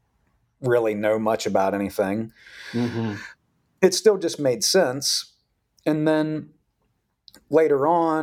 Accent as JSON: {"language": "English", "region": "West Virginia", "country": "United States", "tie": "born or raised there", "said": "I grew up in West Virginia"}